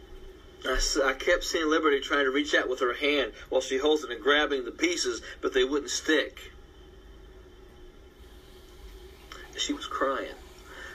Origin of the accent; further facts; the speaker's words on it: United States; I'm an American